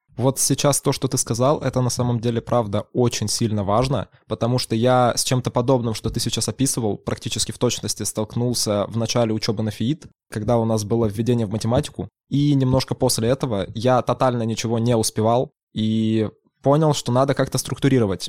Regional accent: Zlatoust, Chelyabinsk Oblast, Russia; moved away as an adult; now in Yekaterinburg, Russia; Я из Златоуста, Челябинская область. Учился я в самой обычной МАУСОШ номер 9

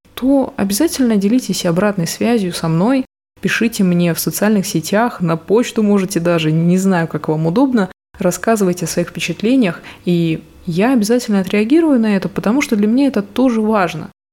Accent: Murmansk, Murmansk Oblast, Russia; moved away as an adult; now in Saint Petersburg, Russia; сама я родом из Мурманска, сейчас я уже там не живу

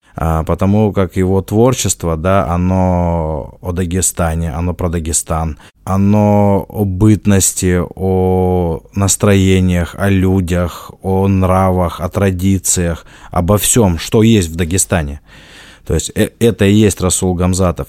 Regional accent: Dagestan, Russia; moved away; Дальше я дагестанец, а дальше я лезгин

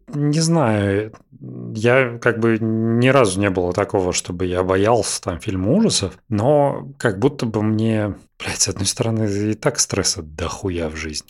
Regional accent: Russia; мы из России

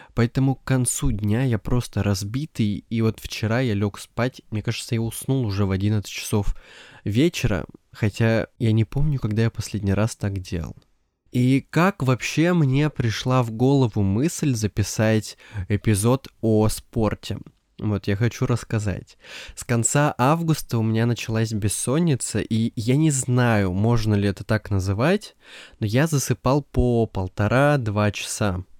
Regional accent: Siberia, Russia; Я из Сибири, и у нас, по ощущениям, как будто полгода лежит снег

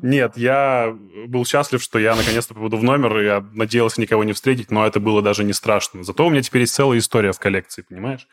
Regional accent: Izhevsk, Udmurtia, Russia; moved away as an adult; now in Moscow, Russia; я из Ижевска, ну, я, по крайней мере, вырос там, все, детство провел и юность

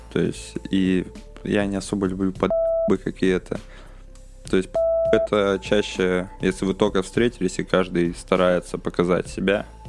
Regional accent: Udmurtia, Russia; moved away as an adult; now in Moscow, Russia; я в селе рос в Удмуртии

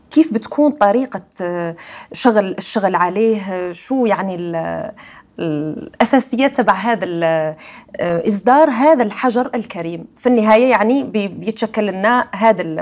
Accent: Algeria; عندنا بالجزائر

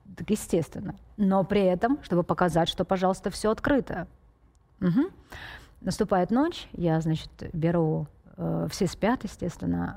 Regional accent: Feodosia, Crimea, Ukraine; я родилась в Феодосии

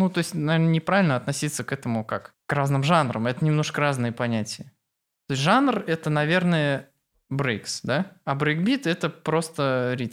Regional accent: Naberezhnye Chelny, Tatarstan, Russia; Я из Челнов.

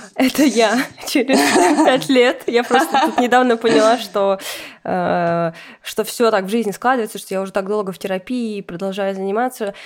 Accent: Russia; я сама россиянка

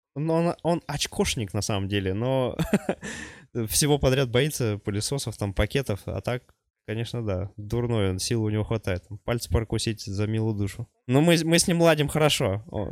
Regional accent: Sovetsky, Khanty-Mansi Autonomous Okrug, Russia; also born or lived in Czech Republic; now in Kazakhstan; в гости к себе туда на родину, на родной край Хмао Советский

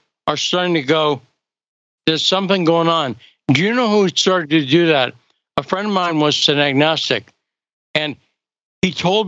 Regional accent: Western Massachusetts, United States; I grew up in Western Massachusetts

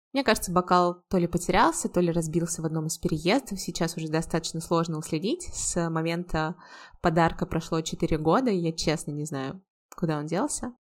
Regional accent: Volgograd, Volgograd Oblast, Russia; also born or lived in United States / Georgia; now in Saint Petersburg, Russia; был еще один переезд сначала в родный город Волгоград

